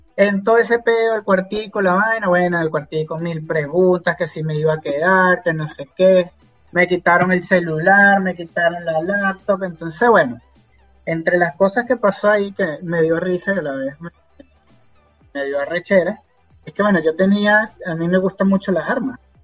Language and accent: Spanish; Venezuela; moved away as an adult; now in United States